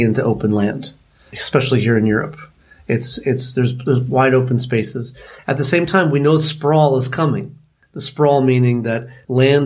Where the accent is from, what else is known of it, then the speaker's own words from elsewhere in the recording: New York City, New York, United States; But I grew up in Manhattan. I grew up in New York City